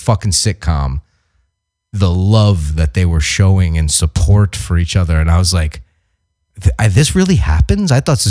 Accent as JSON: {"language": "English", "region": "New York", "country": "United States", "tie": "born or raised there", "moved": "yes", "lives_now": "Los Angeles, United States", "said": "I grew up in New York"}